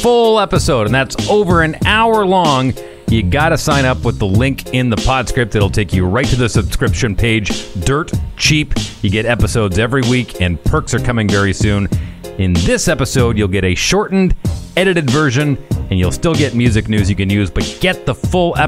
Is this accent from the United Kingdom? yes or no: no; Fort McMurray, Alberta, Canada; my hometown of Fort McMurray